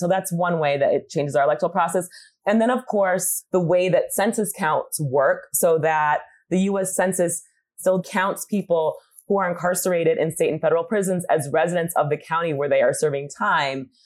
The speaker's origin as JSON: {"language": "English", "region": "Michigan", "country": "United States", "tie": "born or raised there", "said": "my home state of Michigan"}